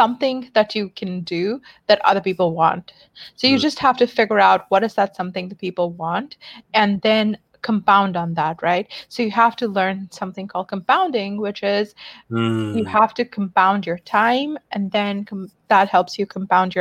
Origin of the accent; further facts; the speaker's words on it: Pakistan; English is a second language; now in San Mateo, United States; I grew up in Pakistan